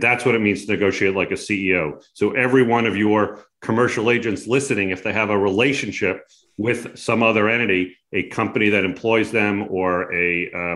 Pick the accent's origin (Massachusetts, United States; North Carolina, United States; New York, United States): New York, United States; Long Island; moved away as an adult; now in California, United States; I grew up back on Long Island and came out to California many moons ago